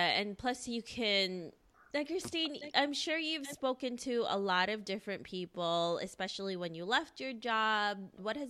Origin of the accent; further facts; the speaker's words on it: United States; I'm Filipino myself. I mean, I grew up in the United States